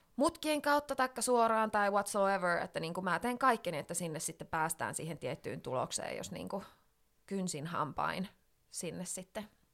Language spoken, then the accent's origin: Finnish; Finland; now in London, United Kingdom; tulin tänne sitten Suomeen